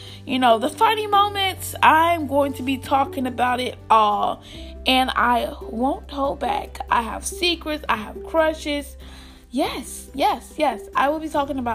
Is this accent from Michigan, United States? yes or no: no; Albany, Georgia, United States; I'm from Albany, Georgia. Most of you guys know I live in Albany, Georgia